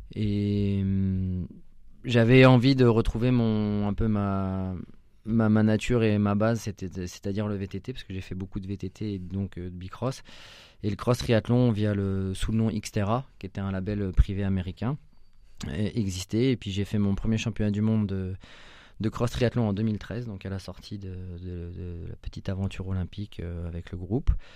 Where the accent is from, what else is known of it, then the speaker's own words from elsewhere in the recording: La Chapelle-Saint-Mesmin, Centre-Val de Loire, France; also born or lived in Orléans; je suis né à Orléans, j'habitais à La Chapelle Saint-Mémin jusqu'à mes 18 ans